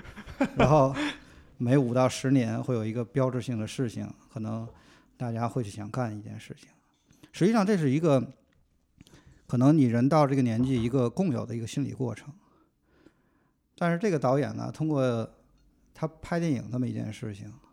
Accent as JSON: {"language": "Chinese", "region": "Tianjin", "country": "China", "tie": "born or raised there", "also_born_or_lived": "Beijing", "moved": "as an adult", "lives_now": "United States", "said": "二十多岁之前呢，在天津，然后后来来了北京，待了十年。然后呢，后来去了美国，美国的一个城市待了五六年，然后又换到另外一个城市，呃，待了一年多"}